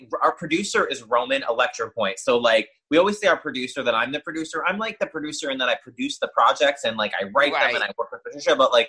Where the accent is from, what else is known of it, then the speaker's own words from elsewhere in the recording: New York City, New York, United States; now in Florida, United States; Born and raised.